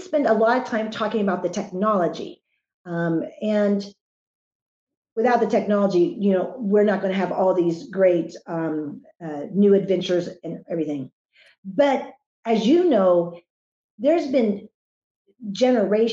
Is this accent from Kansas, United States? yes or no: yes; Wichita, Kansas, United States; I've spent most of my life, growing up in Kansas